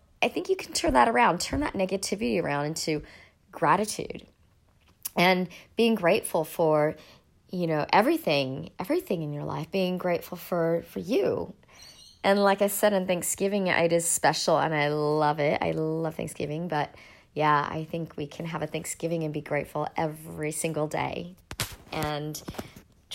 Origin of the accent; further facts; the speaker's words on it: United States; now in Sydney, Australia; I'm actually an American living in Australia